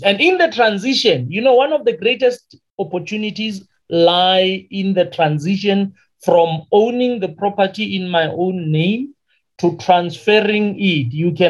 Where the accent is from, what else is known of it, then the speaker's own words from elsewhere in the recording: Limpopo, South Africa; first language Sepedi; English is a second language; moved away; also born or lived in Western Cape; To the people in Limpopo, where I come from, I am really a coconut